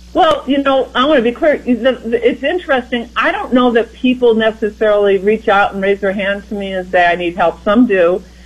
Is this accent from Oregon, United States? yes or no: no; Iowa, United States; as someone who grew up in Iowa myself, you know, I'm from the Midwest and from the heartland